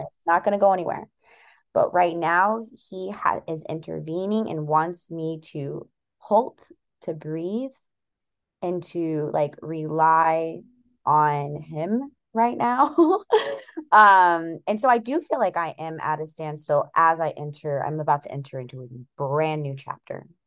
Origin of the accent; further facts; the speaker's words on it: California, United States; now in Seattle, United States; I currently live in Seattle, Washington, but in about two weeks, I will be moving cross state back to California, where I was born, um, back to my hometown